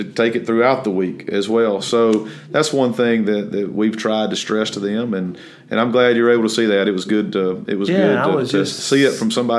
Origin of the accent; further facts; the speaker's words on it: Amory, Mississippi, United States; moved away; I'm from Amory, Mississippi, which is a little small town in northeastern part of the state.